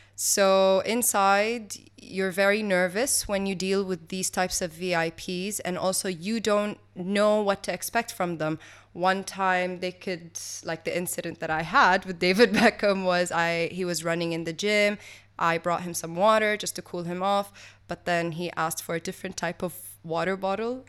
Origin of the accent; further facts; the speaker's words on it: Kuwait; also born or lived in Switzerland; I grew up over here in Kuwait, and then I studied in Switzerland